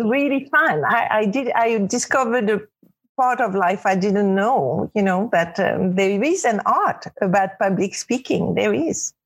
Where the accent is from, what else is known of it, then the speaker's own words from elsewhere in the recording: Casablanca, Casablanca-Settat, Morocco; English is a second language; now in New York, United States; I was brought up in Casablanca, Morocco, where girls are very protected.